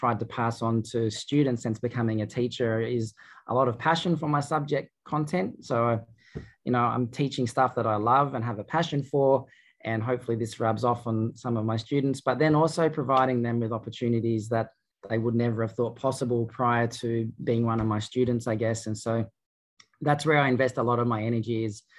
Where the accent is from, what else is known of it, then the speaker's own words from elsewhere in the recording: Albury, New South Wales, Australia; my hometown of Albury-Wodonga